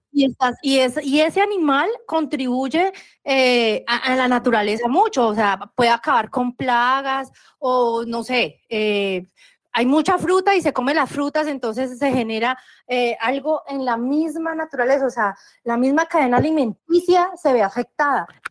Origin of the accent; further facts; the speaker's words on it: Colombia; Yo sigo, sigo siendo colombiana y seguiré siendo colombiana